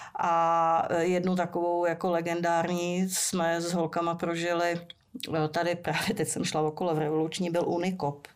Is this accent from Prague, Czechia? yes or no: yes; Prague, Czechia; jsem vyrostla ve Strašnicích